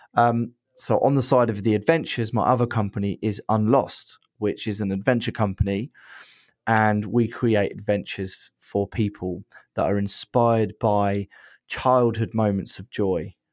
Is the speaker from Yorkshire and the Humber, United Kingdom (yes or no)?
no; Brighton, South East England, United Kingdom; I'm from Brighton